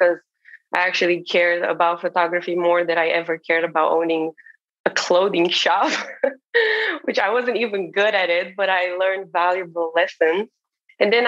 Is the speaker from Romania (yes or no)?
yes; Romania; moved away as an adult; now in Martha's Vineyard, United States; I'm originally from Romania, from a small town in Romania